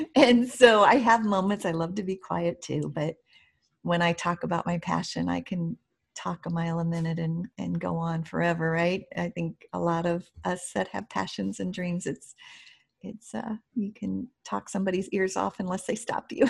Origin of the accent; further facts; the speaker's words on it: Primghar, Iowa, United States; I grew up in a small, small town in Iowa. I'm an Iowa farm girl, and it's called Primgar